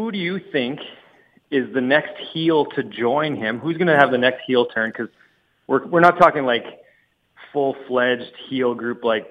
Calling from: Saskatchewan, Canada; I'm calling from Saskatchewan, Canada.

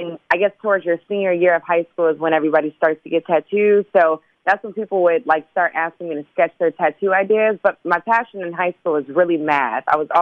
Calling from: Los Angeles, California, United States; I'm calling from Los Angeles.

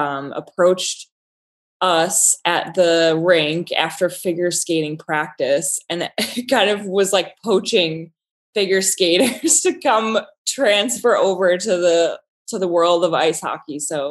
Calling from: Buffalo, New York, United States; Actually, I'm joining you from Buffalo, New York, working for my New York City architecture firm.

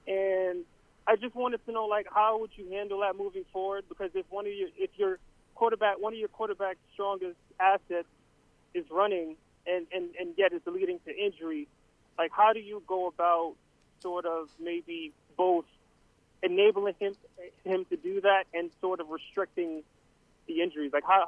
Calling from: Queens, New York, United States; from Queens.

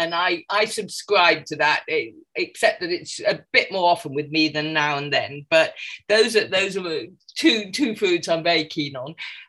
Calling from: London, United Kingdom; I'm calling from London, England, as you can probably tell by my accent.

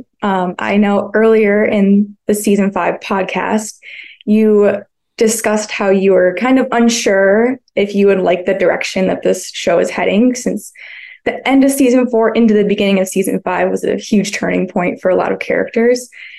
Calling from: Bloomington, Indiana, United States; I'm currently in Bloomington, Indiana.

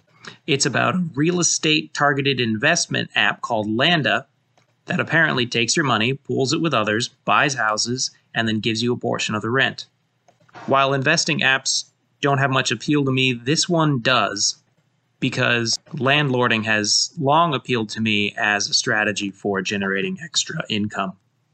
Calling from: St. Louis, Missouri, United States; I'm reaching out from St. Louis.

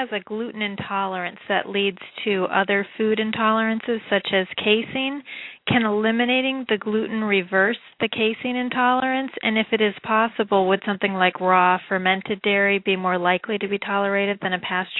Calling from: Massachusetts, United States; I'm calling from Massachusetts.

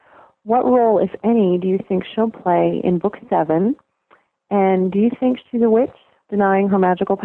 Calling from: Tennessee, United States; from Tennessee.

